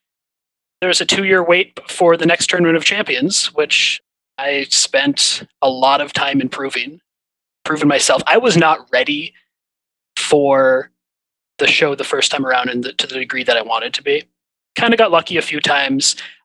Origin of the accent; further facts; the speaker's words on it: Minnesota, United States; Yeah, so I grew up in Minnesota and have been watching Jeopardy my whole life.